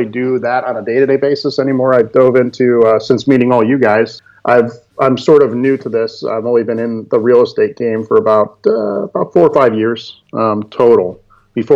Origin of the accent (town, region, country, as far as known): Florida, United States; born or raised there; also born or lived in Cleveland, Ohio